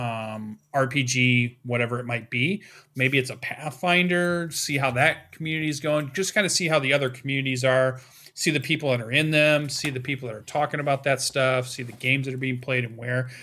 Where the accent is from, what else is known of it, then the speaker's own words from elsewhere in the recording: Western Michigan, United States; my hometown, which is a pretty small town. We have our own little gaming convention that sits at the top of Western Michigan University